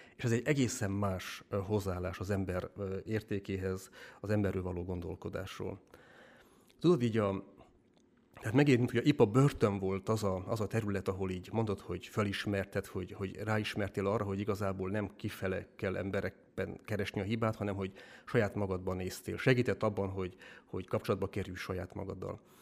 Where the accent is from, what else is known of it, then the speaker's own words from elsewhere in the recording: Dănești, Harghita County, Romania; moved away as an adult; now in Hungary; Amúgy én is eh, Csiki vagyok, Erdélyből származom, Csikdánfalváról